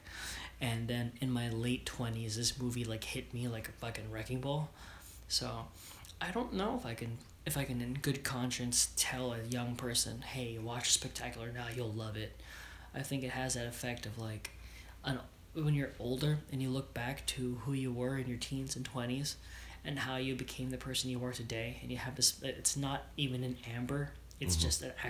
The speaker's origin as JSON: {"language": "English", "region": "New York", "country": "United States", "said": "For some reason, I am Jewish from New York."}